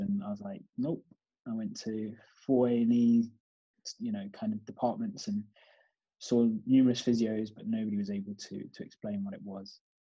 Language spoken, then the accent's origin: English; United Kingdom; also born or lived in Kampala, Uganda; I was brought up there till I was four, and then came to the UK I've lived in the UK since then